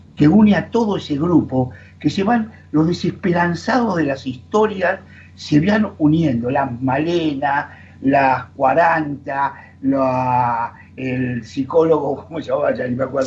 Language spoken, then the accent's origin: Spanish; Argentina; como argentinos